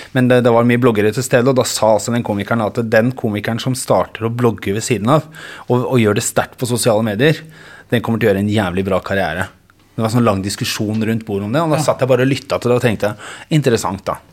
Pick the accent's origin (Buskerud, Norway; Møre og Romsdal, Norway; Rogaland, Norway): Buskerud, Norway; Geilo; also born or lived in Bergen; Jeg er født i Bergen eh, og flyttet til Geilo